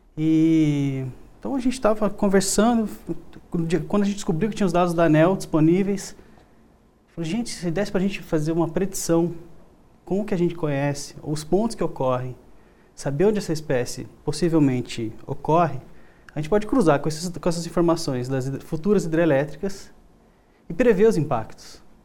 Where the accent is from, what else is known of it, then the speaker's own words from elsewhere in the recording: interior of São Paulo, Brazil; also born or lived in southern Brazil; now in Goiânia, Brazil; Natural do interior de São Paulo, mas vivi já no sul, uns 17 anos